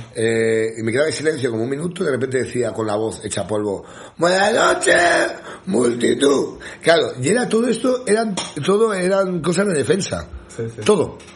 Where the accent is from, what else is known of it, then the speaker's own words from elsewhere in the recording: a small village in the Sierra de Madrid, Community of Madrid, Spain; yo en mi pueblo, yo soy un pueblo muy pequeñito de la Sierra de Madrid